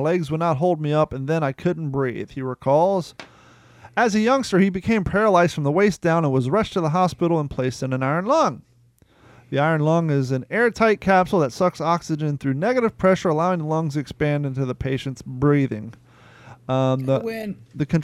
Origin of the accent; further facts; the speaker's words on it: Ohio River Valley, United States; we grew up bathing in the Ohio River